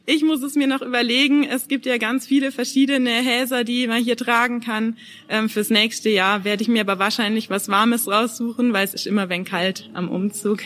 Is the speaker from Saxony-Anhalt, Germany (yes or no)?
no; Villingen-Schwenningen, Baden-Württemberg, Germany; ich bin in Villingen geboren Ohren und wohne aber eigentlich in einem Nachbarort von Villingen-Schwenningen